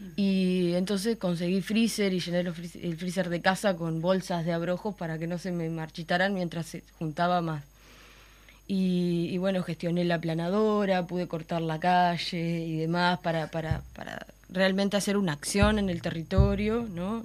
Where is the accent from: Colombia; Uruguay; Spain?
Uruguay; Florida; soy de Florida y tengo como un vínculo súper fuerte y anclado en el territorio, ¿no? En el lugar de donde yo vengo